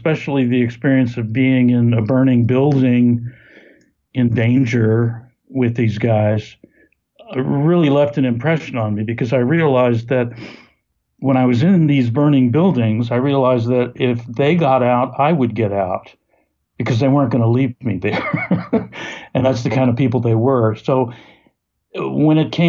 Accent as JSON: {"language": "English", "region": "Texas", "country": "United States", "tie": "born or raised there", "also_born_or_lived": "St. Louis, Missouri", "said": "I grew up in Texas, going to my father's lab"}